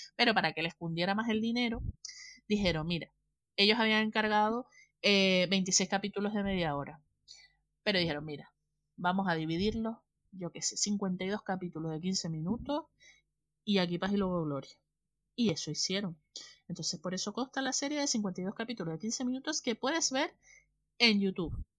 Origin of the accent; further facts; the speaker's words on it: north of Tenerife, Canary Islands, Spain; un respetito por el norte ahí, que lo tenemos in the heart, tatuado